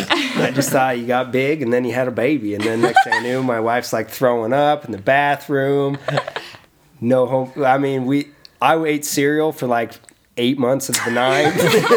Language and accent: English; Spokane, Washington, United States; we're from Spokane